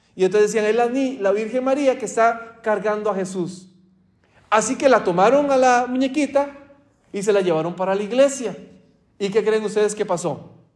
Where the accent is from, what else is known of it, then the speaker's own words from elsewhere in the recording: Costa Rica; moved away; mi país, de Costa Rica